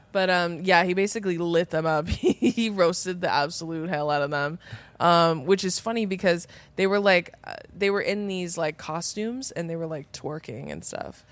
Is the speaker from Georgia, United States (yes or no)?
no; Riverside County, California, United States; we're from, like, Riverside County